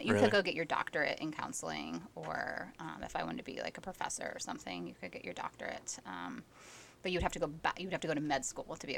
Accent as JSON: {"language": "English", "region": "Ohio", "country": "United States", "moved": "yes", "said": "I'm originally from Ohio"}